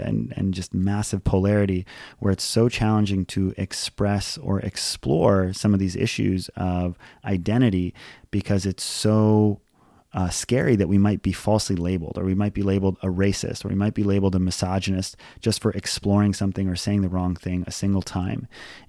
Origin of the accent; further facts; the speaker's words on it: Hawaii, United States; And this is because I grew up in Hawaii. And when I was on our travel soccer team, it was all Hawaiians, Filipinos, and Asians.